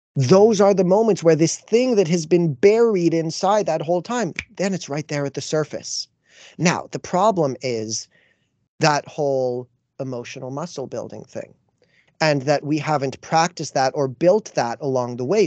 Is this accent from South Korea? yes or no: no; Canada; as a Canadian